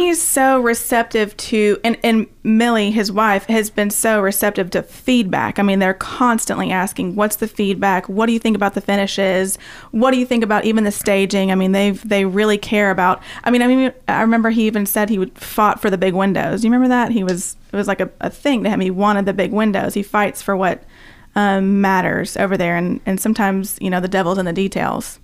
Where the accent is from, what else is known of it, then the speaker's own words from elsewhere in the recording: Nashville, Tennessee, United States; I grew up in East Nashville